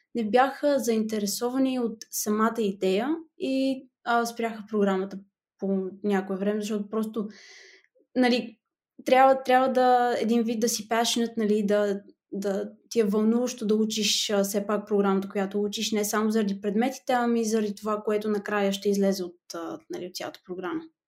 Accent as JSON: {"language": "Bulgarian", "town": "Petrich", "region": "Blagoevgrad Province", "country": "Bulgaria", "moved": "as an adult", "lives_now": "Netherlands", "said": "от Петрич на 22 години"}